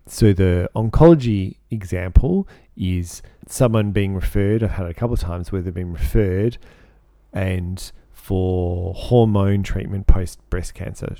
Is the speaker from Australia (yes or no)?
yes; Australia; I personally, as an Australian